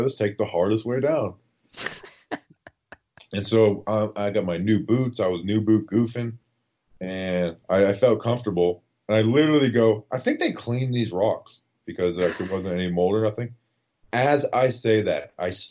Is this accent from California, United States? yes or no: no; Melbourne, Florida, United States; my hometown in Florida, Melbourne, Florida.